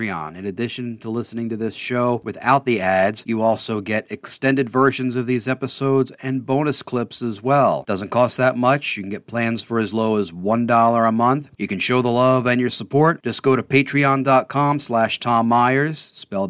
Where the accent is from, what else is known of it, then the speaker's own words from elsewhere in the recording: Baltimore, Maryland, United States; the Baltimore Sun, my hometown newspaper